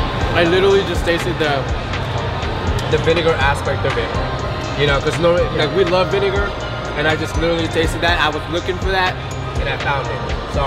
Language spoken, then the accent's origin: English; Philippines; now in California, United States; Yeah, we have spam in the Philippines.